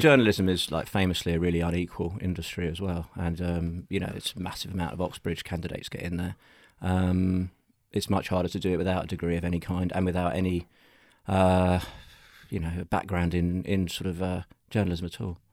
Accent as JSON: {"language": "English", "region": "London", "country": "United Kingdom", "tie": "born or raised there", "said": "I am a Londoner. Yeah, in fact, I have only ever lived within the M25"}